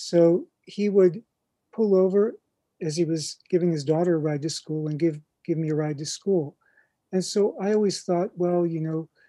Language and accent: English; Massillon, Ohio, United States; moved away as an adult; Massillon, Ohio, and I was there for my first 18 years